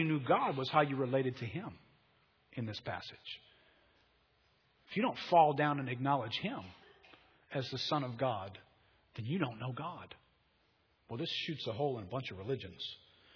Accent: United States; being an American

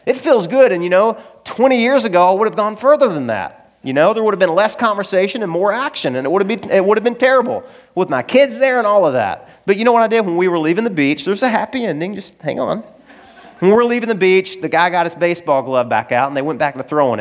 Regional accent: Arkansas, United States; I'm from Arkansas

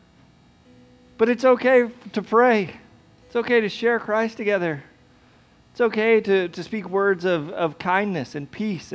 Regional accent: United States; we're American

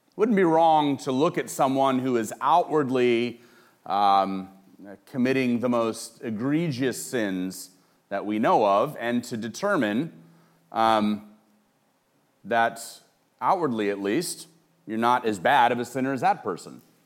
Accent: Los Angeles, California, United States; I grew up in Los Angeles, and I grew up in Hollywood

